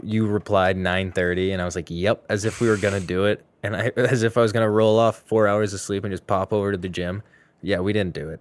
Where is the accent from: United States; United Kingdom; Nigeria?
United States; Boston, Massachusetts; I'm from Mass, the Greater Boston